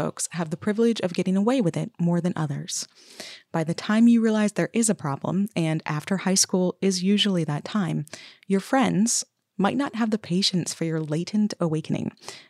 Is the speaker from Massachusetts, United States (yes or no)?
no; Vermont, United States; Growing up in Vermont, black can sometimes be so uncomfortable